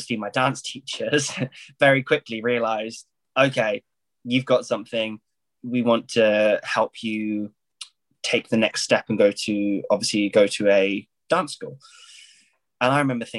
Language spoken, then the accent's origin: English; Isle of Wight, South East England, United Kingdom; moved away as an adult; also born or lived in Paris; I was very lucky to go to a dance school on the Isle of Wight, which is an island in the south of England